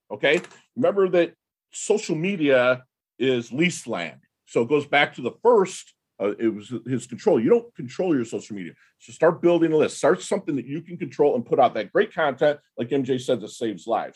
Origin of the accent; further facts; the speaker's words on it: Detroit, Michigan, United States; I'm from Detroit